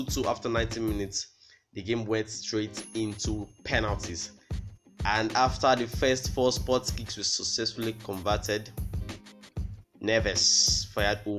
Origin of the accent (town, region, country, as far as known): Nigeria